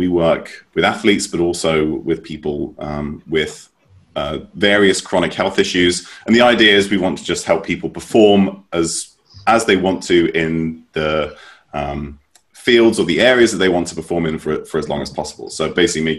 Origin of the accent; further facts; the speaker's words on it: United Kingdom; moved away as an adult; also born or lived in United States / Norway / London; I was raised in the United Kingdom, mainly